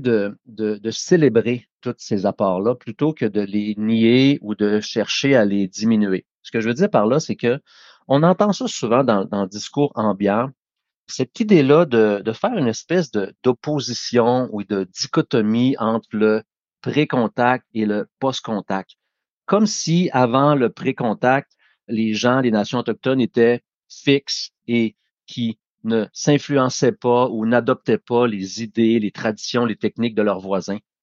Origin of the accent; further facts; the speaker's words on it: Wendake, Quebec, Canada; je suis né de, à Wendake, ma famille est toujours là